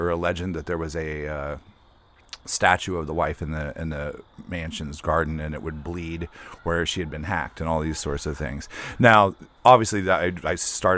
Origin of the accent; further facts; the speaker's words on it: West Virginia, United States; I grew up in West Virginia